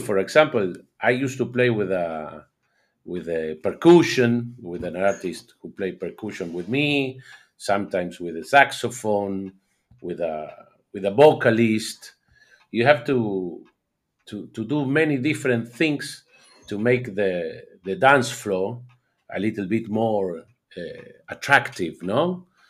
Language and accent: English; Argentina; I'm from Argentina